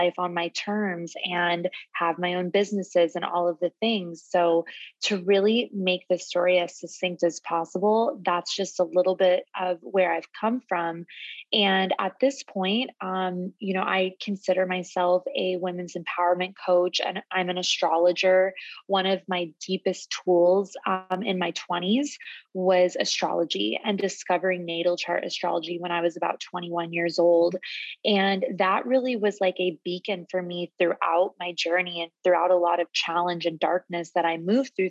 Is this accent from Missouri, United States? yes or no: no; Phoenix, Arizona, United States; moved away as an adult; also born or lived in San Diego, California; I'm born and raised in Phoenix, Arizona. I moved to California when I was 18